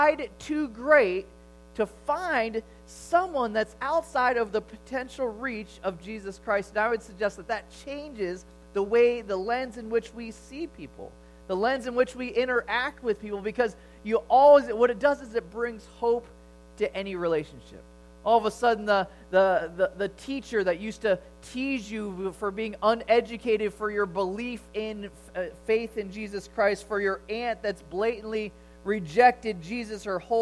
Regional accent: Chicago, Illinois, United States; growing up in Chicago during the Jordan era

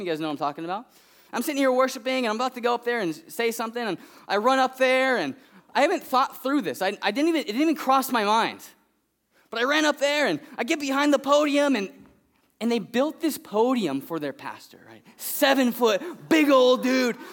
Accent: Fresno, California, United States; I'm from Fresno

